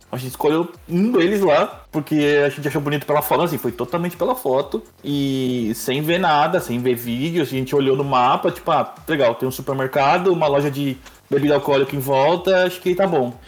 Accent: Brazil; moved away as an adult; A gente é brasileiro

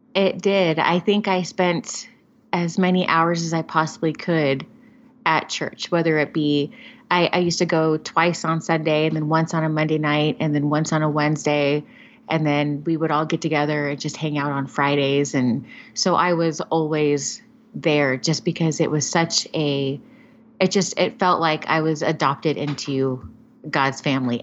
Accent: Covina, California, United States; I grew up in Southern California

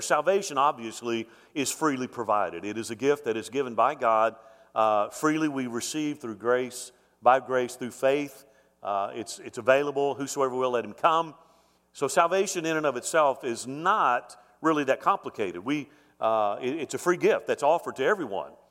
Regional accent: Mobile, Alabama, United States; moved away; My grandfather founded the church I grew up in in Mobile, Alabama

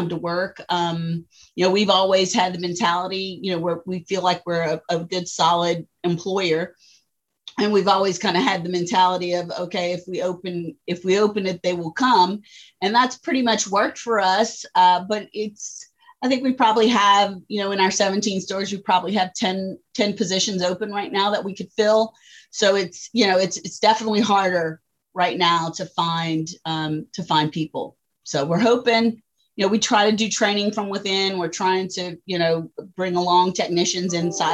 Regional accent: Morgan City, Louisiana, United States; we're from Morgan City, Louisiana

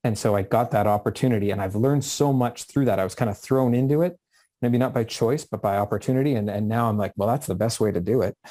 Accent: Vancouver, British Columbia, Canada; I grew up just outside of Vancouver where I am today in the Vancouver area.

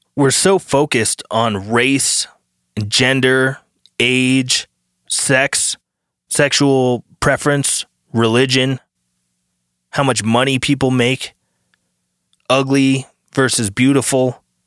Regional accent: United States; as an American citizen

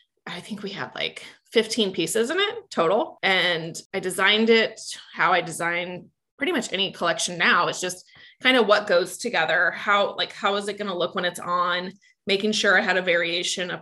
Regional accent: Manhattan, Kansas, United States; now in Kansas City, United States; I grew up in Manhattan, Kansas, and my family has a ranch outside of Manhattan

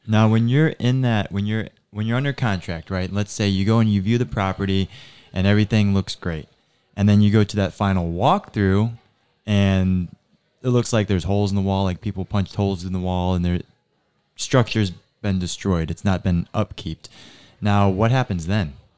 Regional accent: Naples, Florida, United States; I grew up here in Naples

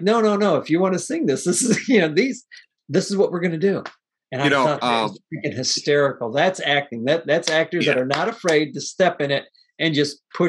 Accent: Midwest, United States; Growing up in the Midwest.

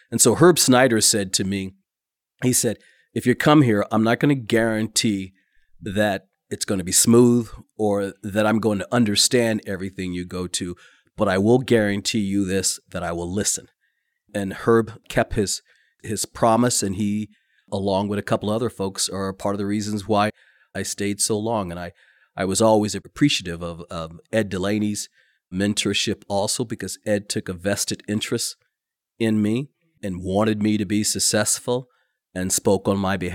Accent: Madrid, Community of Madrid, Spain; also born or lived in Kokomo, Indiana, United States; now in United States; And so we grew up mostly overseas in Madrid, Spain. And then his final tour of duty was at uh, Grissom Air Force Base. And then he became the chief probation officer there in uh, Kokomo, Indiana.

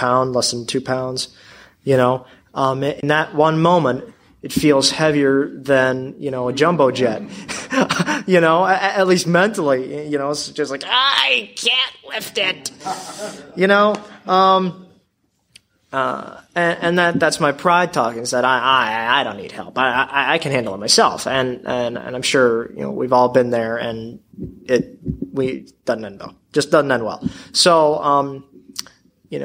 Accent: Baltimore, Maryland, United States; I'm from Baltimore

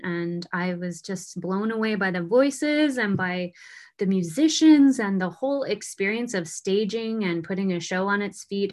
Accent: Pocatello, Idaho, United States; moved away as an adult; also born or lived in Houston, Texas; I'm from Pocatello, Idaho

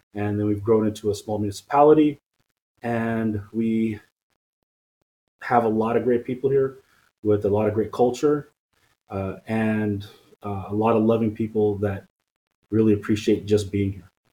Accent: Stockton, California, United States; also born or lived in French Camp, California; I grew up here in Stockton. I was born in French Camp, which is the county hospital just south of here

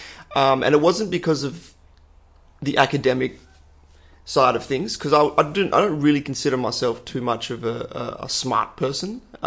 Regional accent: Perth, Western Australia, Australia; Ballajura is always, it was always seen as, you know, a bit of a ghetto.

